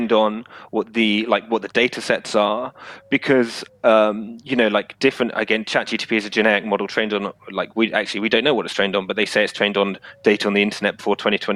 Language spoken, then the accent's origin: English; United Kingdom; I'm obviously British